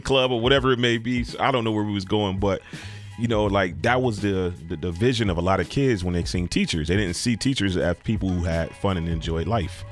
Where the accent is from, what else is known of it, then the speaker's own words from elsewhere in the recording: United States; I grew up in Cold Spring.